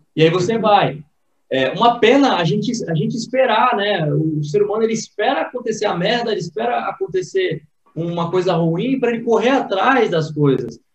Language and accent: Portuguese; Praia Grande, São Paulo, Brazil; Eu sou nascido e criado na Praia Grande, litoral paulista